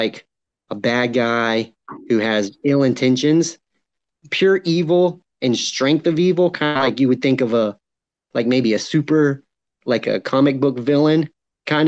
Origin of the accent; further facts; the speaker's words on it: Charleston, South Carolina, United States; I'm from Charleston, South Carolina